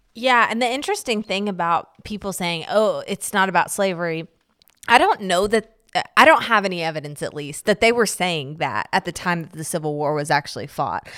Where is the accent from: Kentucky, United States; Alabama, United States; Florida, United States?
Kentucky, United States; I grew up in Kentucky